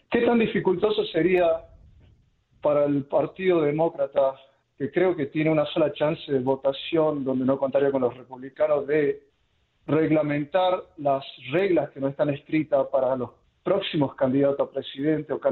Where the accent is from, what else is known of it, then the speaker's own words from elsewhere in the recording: Argentina; now in United States; lo que hemos crecido en países de tercer mundo, por ejemplo, yo soy de Argentina